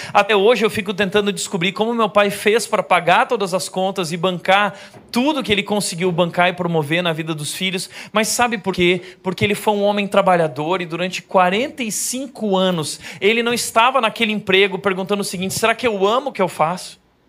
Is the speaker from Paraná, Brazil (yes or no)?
no; Rio Grande do Sul, Brazil; lá no Rio Grande do Sul, onde eu nasci